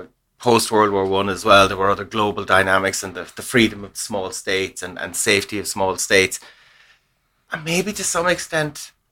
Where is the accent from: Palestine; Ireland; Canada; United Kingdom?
Ireland; we're Irish